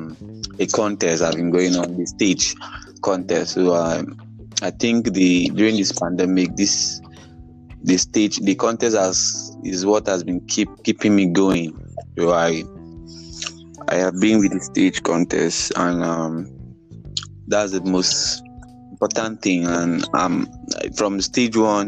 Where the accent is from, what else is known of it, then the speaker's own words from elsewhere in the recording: Cross River, Nigeria; I'm from Cross River State, and I am the first child of my family here.